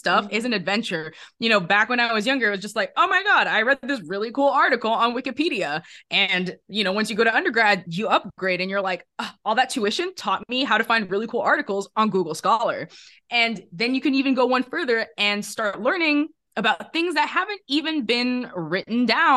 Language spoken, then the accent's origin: English; Netherlands; moved away as an adult; also born or lived in England; I grew up in the Netherlands